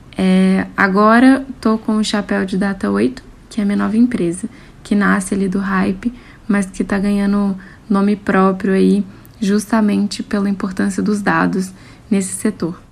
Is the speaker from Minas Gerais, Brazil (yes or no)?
yes; Minas Gerais, Brazil; eu sou mineira, tenho 31 anos